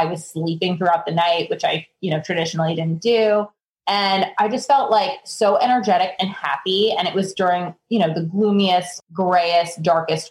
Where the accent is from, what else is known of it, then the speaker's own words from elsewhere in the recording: New York, United States; being a New Yorker